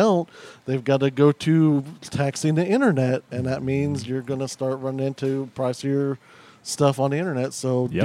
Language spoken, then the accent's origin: English; Ozark, Missouri, United States; also born or lived in Chicago suburbs, Illinois; being in Ozark, you know, we moved down from Chicago